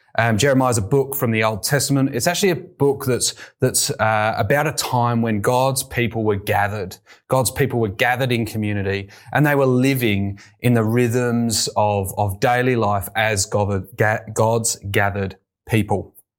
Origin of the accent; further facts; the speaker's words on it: United Kingdom; moved away as an adult; also born or lived in London; now in Australia; I wasn't always here in Australia. You may tell from my accent. I'm from the U K